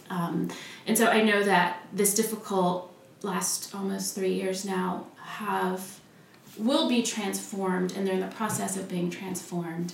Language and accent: English; Oklahoma City, Oklahoma, United States; moved away as an adult; also born or lived in Wheaton, Illinois; I grew up in Oklahoma